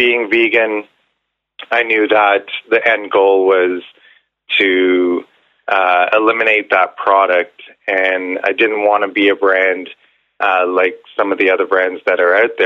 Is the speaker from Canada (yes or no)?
yes; Ontario, Canada; now in Vancouver, Canada; I'm originally from Ontario